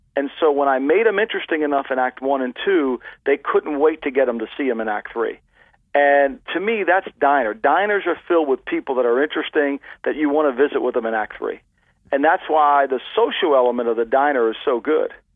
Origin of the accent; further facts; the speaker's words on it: Ocean City, New Jersey, United States; this little beach town that I grew up in in Ocean City, New Jersey